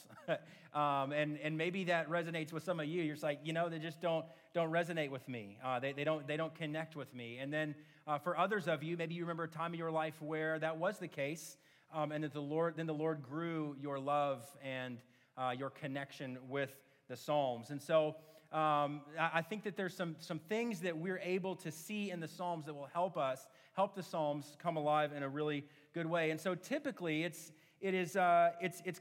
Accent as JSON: {"language": "English", "town": "Oklahoma City", "region": "Oklahoma", "country": "United States", "tie": "born or raised there", "moved": "yes", "said": "I grew up in Oklahoma City, but since moving back to Oklahoma City in 2017"}